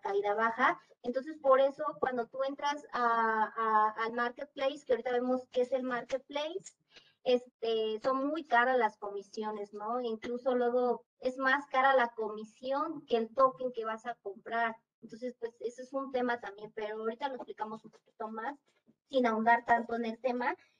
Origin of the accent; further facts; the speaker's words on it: Mexico; los que somos aquí de México